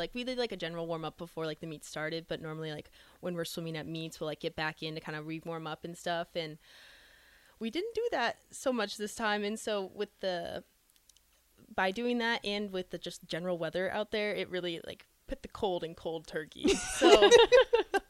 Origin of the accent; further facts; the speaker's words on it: Colorado Springs, Colorado, United States; I'm from Colorado Springs, Colorado